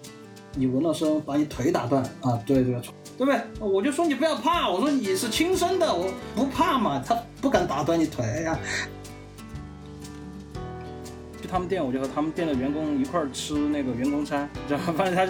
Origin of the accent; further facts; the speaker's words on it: Chengdu, Sichuan, China; 嗯，大家好，我是来自成都的